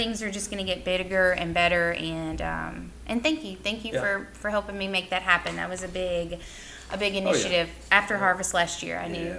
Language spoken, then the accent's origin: English; New Orleans, Louisiana, United States; moved away; I grew up right outside of New Orleans.